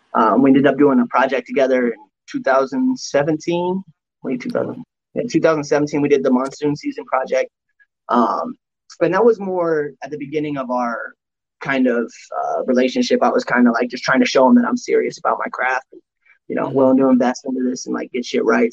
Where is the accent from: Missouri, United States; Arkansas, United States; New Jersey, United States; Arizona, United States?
Arizona, United States; Tucson; we grew up in Tucson